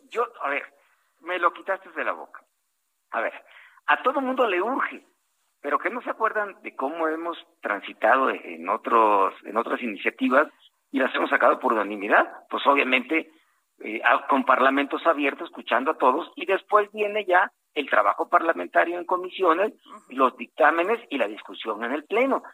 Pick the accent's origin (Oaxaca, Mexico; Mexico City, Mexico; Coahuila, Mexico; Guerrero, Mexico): Guerrero, Mexico; Costa Chica of; soy costeño de la Costa Chica de Guerrero